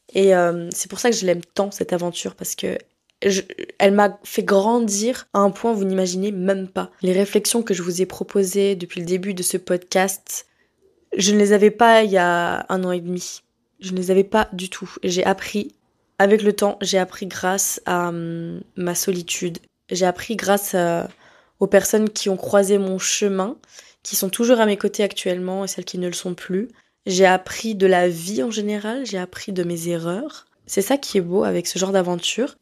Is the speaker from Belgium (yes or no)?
no; France; moved away as an adult; now in Montreal, Canada